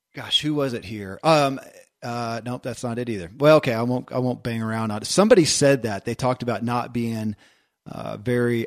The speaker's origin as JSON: {"language": "English", "region": "Kentucky", "country": "United States", "tie": "born or raised there"}